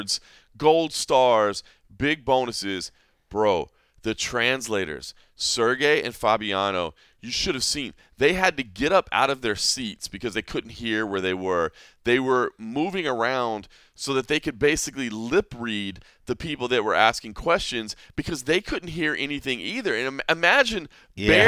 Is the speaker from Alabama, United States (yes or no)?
no; Dallas, Texas, United States; now in Las Vegas, United States; my hometown of Dallas, where the Trinity River is, you know, as when I was growing up